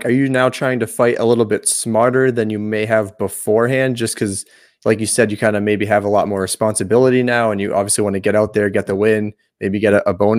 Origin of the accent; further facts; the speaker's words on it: Boston, Massachusetts, United States; I'm from the Boston area.